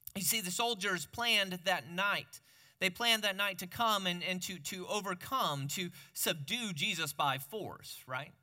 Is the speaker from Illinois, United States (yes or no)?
yes; Peoria, Illinois, United States; moved away; growing up in Peoria